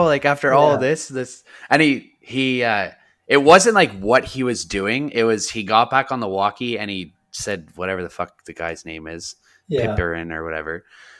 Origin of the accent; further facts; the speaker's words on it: Canada; we're from Canada